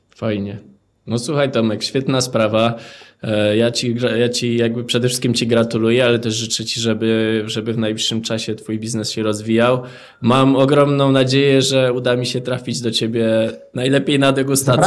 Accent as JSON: {"language": "Polish", "town": "Żywiec", "region": "Silesian Voivodeship", "country": "Poland", "said": "pochodzę z żywca"}